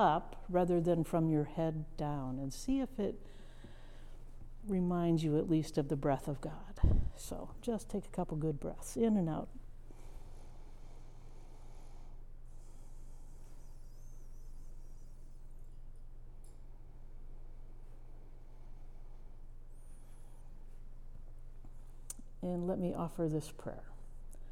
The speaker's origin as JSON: {"language": "English", "region": "Midwest", "country": "United States", "tie": "born or raised there", "moved": "yes", "said": "I'm a Midwesterner, farm girl, first generation college student, who ended up in a place that I had no imagination for as a child. But part of what I learned in that Midwestern town, it was a farm town"}